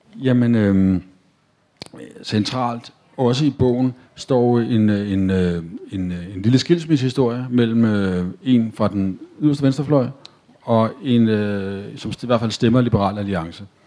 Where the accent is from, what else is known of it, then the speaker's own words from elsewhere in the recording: Copenhagen, Capital Region of Denmark, Denmark; Jeg er født og opvokset på Nørrebro